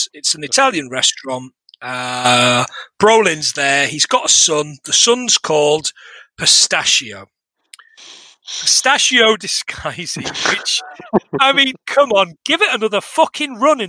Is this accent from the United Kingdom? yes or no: yes; Manchester, North West England, United Kingdom; I'm from Manchester.